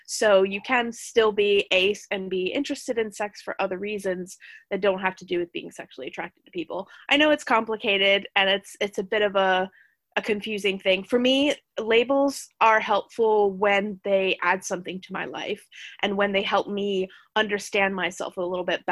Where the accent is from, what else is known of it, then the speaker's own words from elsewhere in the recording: United States; moved away as an adult; now in United Kingdom; I am an American immigrant that relocated to the UK